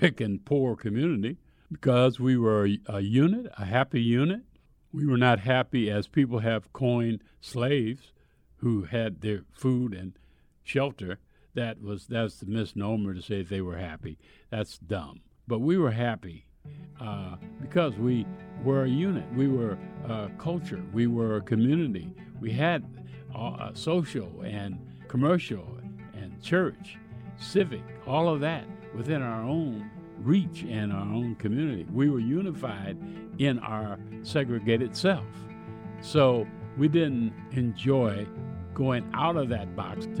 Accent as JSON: {"language": "English", "town": "Omaha", "region": "Nebraska", "country": "United States", "tie": "born or raised there", "said": "I was born and raised in Omaha"}